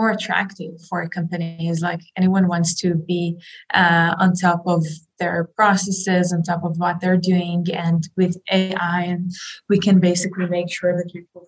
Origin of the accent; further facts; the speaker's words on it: Israel; I grew up in Israel